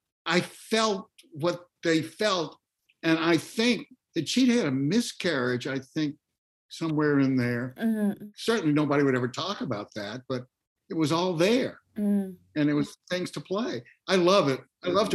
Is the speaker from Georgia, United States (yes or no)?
yes; Atlanta, Georgia, United States; growing up in Atlanta and knowing people of that generation, like my own grandmother